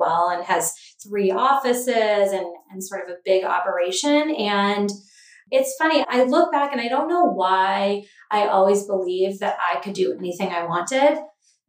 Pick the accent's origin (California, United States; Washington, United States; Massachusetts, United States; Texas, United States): Massachusetts, United States; Cape Cod; also born or lived in Boston; I grew up on Cape Cod